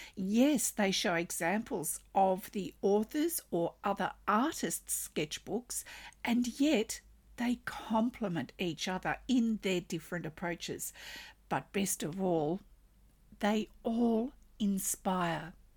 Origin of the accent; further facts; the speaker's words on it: Australia; I'm an Australian textile artist